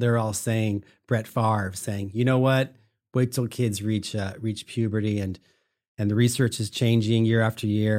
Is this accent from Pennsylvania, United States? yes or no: no; Sacramento, California, United States; I'm from Sacramento. I grew up here